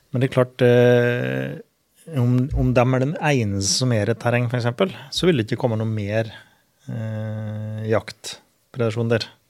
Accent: Finnskogen, Innlandet, Norway; på Finnskogen, der jeg er ifra

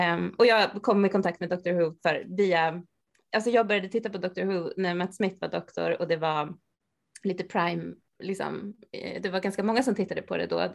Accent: Sandviken, Gävleborg County, Sweden; now in Stockholm, Sweden; jag bor i Stockholm, men just nu så är jag i Sandviken och hälsar på min mamma där jag kommer ifrån

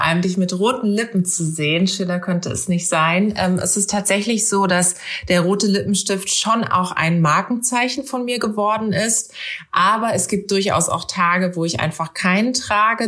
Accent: Karlsruhe, Baden-Württemberg, Germany; durch Karlsruhe, durch meine Heimatstadt

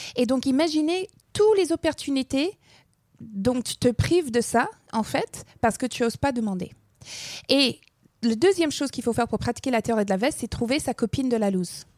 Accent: Alberta, Canada; first language English; French is a second language; moved away; j'ai grandi dans, dans l'Alberta

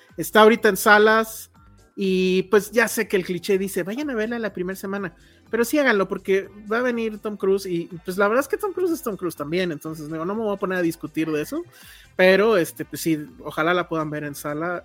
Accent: Mexico; como mexicanos

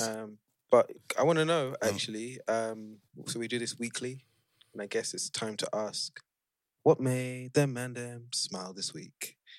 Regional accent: Nigeria; As a Nigerian

